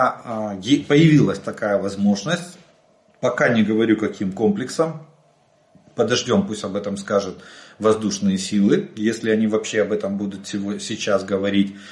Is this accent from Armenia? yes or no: no; Ukraine; мы из Украины